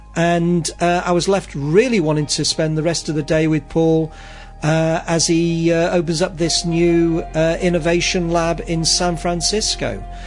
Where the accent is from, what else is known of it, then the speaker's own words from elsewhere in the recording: Manchester, North West England, United Kingdom; I grew up in Manchester, which was where the industrial revolution started